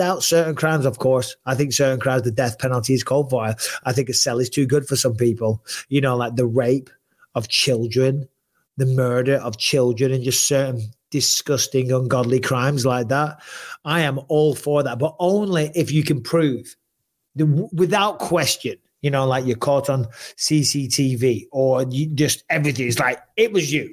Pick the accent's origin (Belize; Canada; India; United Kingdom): United Kingdom; England; moved away as an adult; now in California, United States; being English, having lived in the UK and lived in the States